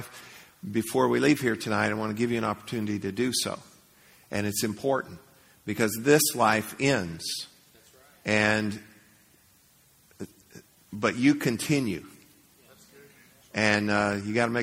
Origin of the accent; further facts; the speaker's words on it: Leesburg, United States; I grew up in Leesburg